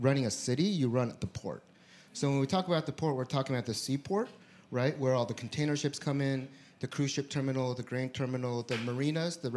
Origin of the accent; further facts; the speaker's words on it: Seattle, Washington, United States; I grew up here in Seattle. My parents immigrated here in the 80s.